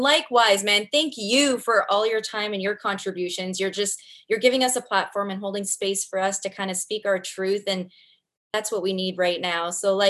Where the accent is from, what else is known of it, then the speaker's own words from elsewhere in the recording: Canada; Four seasons.